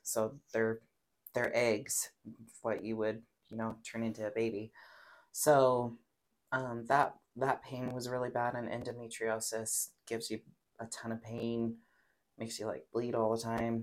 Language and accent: English; Pocatello, Idaho, United States; I'm born and raised in Pocatello, Idaho, tiny hmm. little town.